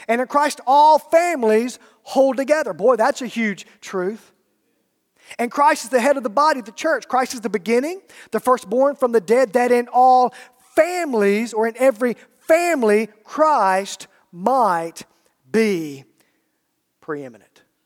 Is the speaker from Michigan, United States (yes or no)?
no; Alabama, United States; I'm from Alabama